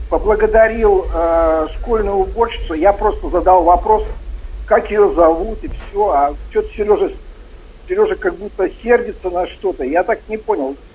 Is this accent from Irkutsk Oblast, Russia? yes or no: yes; Irkutsk, Irkutsk Oblast, Russia; now in United States; Я ваш постоянный слушатель из США, из штата Орегон. Спасибо вам за это. Я, иркут... Я иркутянин, очень люблю вас.